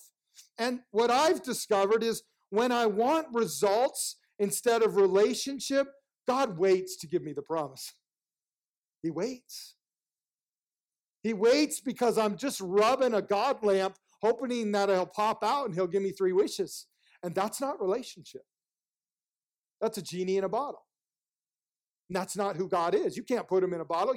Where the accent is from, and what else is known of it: United States